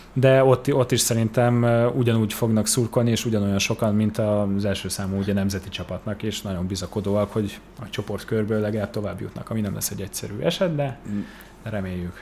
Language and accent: Hungarian; Budapest, Hungary; én csak magyar állampolgár vagyok, itt születtem Budapesten